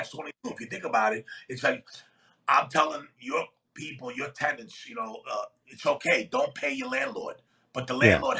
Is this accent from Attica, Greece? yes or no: yes; Athens, Attica, Greece; moved away; I came into this country, I immigrated from Greece, Athens, Greece, in 1971. My father came over here in 1971, worked for 6 months straight, saved money, and then had my sister, myself, and my mom fly